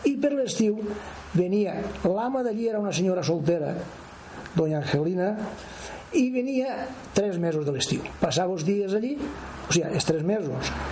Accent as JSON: {"language": "Catalan", "town": "Cocentaina", "region": "Valencian Community", "country": "Spain", "tie": "born or raised there"}